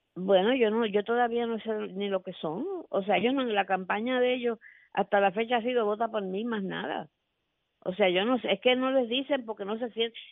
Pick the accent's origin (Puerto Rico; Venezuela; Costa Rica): Puerto Rico; yo soy residente de Puerto Rico